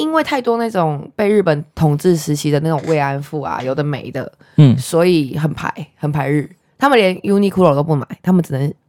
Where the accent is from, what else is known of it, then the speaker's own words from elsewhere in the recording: South Korea; moved away as an adult; now in Taiwan; 我是韩国出生，妈妈韩国人，爸爸台湾人